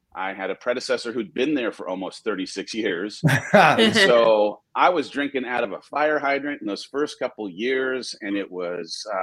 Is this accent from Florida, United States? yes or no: no; Southern California, United States; born or raised there